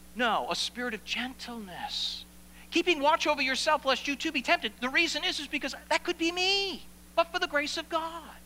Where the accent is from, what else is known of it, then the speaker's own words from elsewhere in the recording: Maine, United States; moved away; I come from Maine.